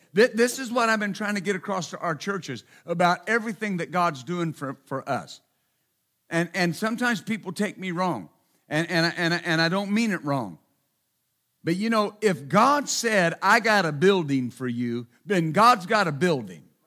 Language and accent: English; Texas, United States; I'm from Texas